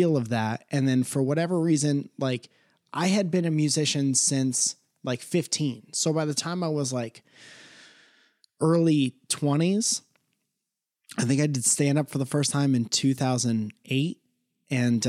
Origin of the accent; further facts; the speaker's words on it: Connecticut, United States; now in Los Angeles, United States; I come from Connecticut